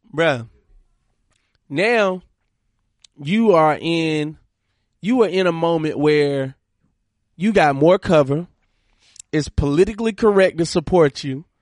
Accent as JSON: {"language": "English", "town": "Monroe", "region": "Georgia", "country": "United States", "tie": "born or raised there", "moved": "yes", "said": "Forum is an organization that I started in my hometown, Monroe, Georgia"}